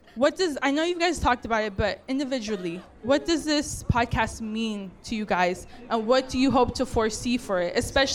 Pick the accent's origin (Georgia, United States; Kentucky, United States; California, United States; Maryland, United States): California, United States; Buena Park; I'm from Buena Park.